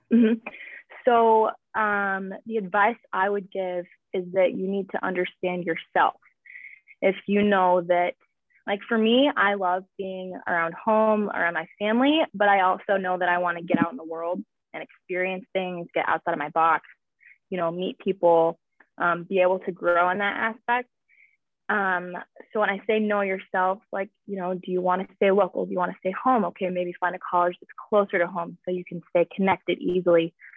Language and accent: English; Minocqua, Wisconsin, United States; moved away as an adult; also born or lived in Illinois / Kimberly, Wisconsin; now in Louisville, United States; I guess I'm from Minocqua, Wisconsin